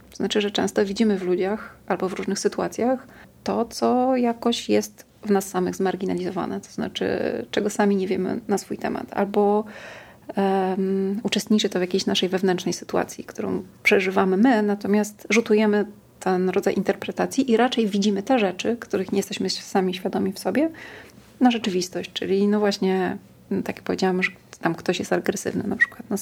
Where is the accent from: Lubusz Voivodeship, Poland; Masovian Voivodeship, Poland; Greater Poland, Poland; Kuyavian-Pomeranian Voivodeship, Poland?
Masovian Voivodeship, Poland; Warsaw; wychowywałam na Ursynowie.